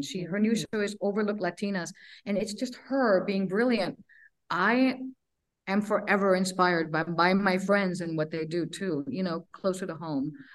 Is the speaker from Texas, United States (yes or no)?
yes; Laredo, Texas, United States; I grew up in Laredo, Texas